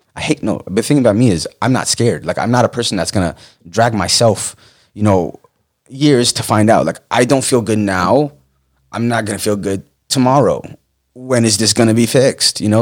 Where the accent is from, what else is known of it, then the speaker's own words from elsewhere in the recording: Falls Church, Virginia, United States; moved away as an adult; also born or lived in Pennsylvania / North Carolina / Texas; I'm from Northern Virginia, uh, Falls Church, Fairfax area